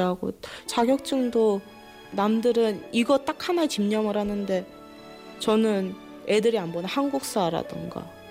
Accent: Bangladesh; Korean is a second language; now in Jecheon, South Korea; 방글라데시에서 왔어요

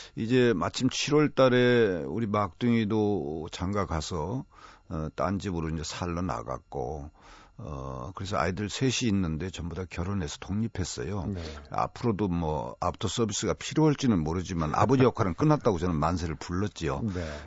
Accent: Nonsan, South Chungcheong, South Korea; moved away; 강경논산 사이에 이 아주 드넓은 들 동네에서 자랐거든요

